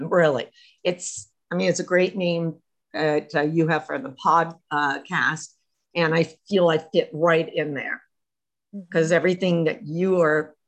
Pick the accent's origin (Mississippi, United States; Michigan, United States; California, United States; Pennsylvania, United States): Pennsylvania, United States; Harrisburg; moved away as an adult; also born or lived in Tucson, Arizona; I was born in Harrisburg, Pennsylvania. Was through the Three Mile Island situation and left Harrisburg, Pennsylvania because